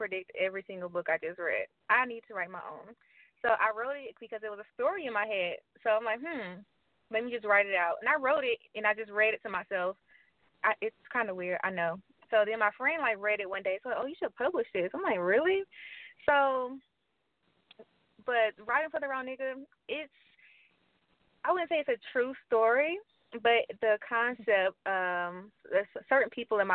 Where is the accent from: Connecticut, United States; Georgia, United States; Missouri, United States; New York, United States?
Georgia, United States; Atlanta; I'm from Atlanta, Georgia. Live in Atlanta, Georgia. Been here all my life